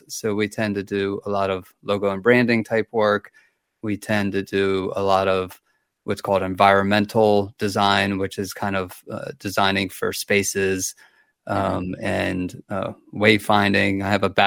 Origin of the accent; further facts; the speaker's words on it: Baltimore, Maryland, United States; moved away as an adult; also born or lived in Asheville, North Carolina; now in Waynesville, United States; I'm originally from Baltimore, Maryland, and we moved to Asheville about 10 years